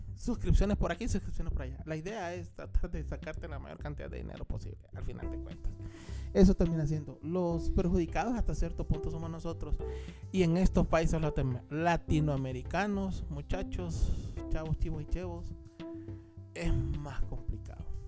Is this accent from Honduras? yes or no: yes; Tegucigalpa, Francisco Morazán, Honduras; nosotros somos de Tegucigalpa